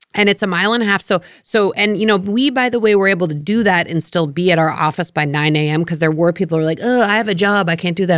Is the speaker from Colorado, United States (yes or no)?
yes; Colorado, United States; moved away; I grew up in Colorado in a snowy climate